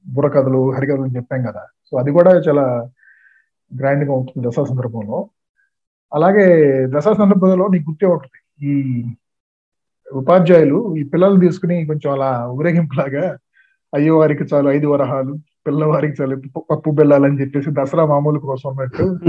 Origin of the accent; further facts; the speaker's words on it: Chebrolu, Andhra Pradesh, India; పల్లెటూరులోనే పెరిగాను అంటే పదవ తరగతి దాకా నేను గుంటూరు జిల్లా చేబ్రోలు అనే గ్రామంలో